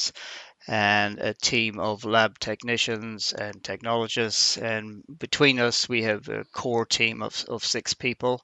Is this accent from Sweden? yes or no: no; Ireland; moved away as an adult; also born or lived in United States / Canada / Australia / New Zealand; now in Sausalito, United States; I'm from Ireland, and you probably picked that up already from my accent